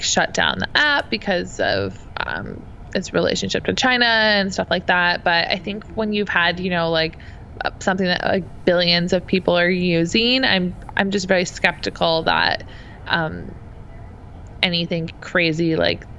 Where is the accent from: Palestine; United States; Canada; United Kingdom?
Canada; being a Canadian